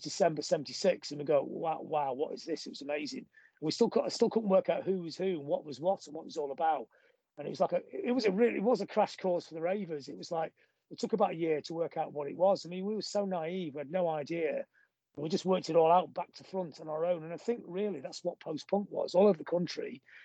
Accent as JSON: {"language": "English", "town": "Blackpool", "region": "North West England", "country": "United Kingdom", "moved": "yes", "lives_now": "Manchester, United Kingdom", "said": "I've always said I'm from Blackpool."}